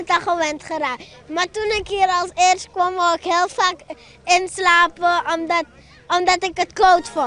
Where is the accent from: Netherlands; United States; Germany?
Germany; Dutch is a second language; Ja, dat klopt. Ik kom helemaal uit Duitsland. Geboren.